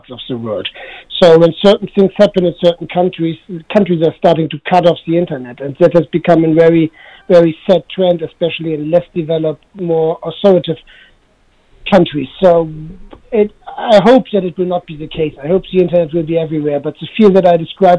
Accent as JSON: {"language": "English", "region": "Hamburg", "country": "Germany", "tie": "born or raised there", "said": "I'm in Germany right now, in Hamburg, my hometown."}